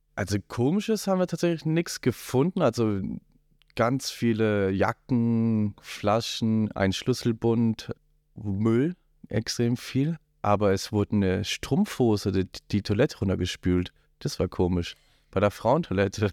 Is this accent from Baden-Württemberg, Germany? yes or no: yes; Black Forest, south of Freiburg, Baden-Württemberg, Germany; now in Rosenheim, Germany; komme aus dem Schwarzwald südlich von Freiburg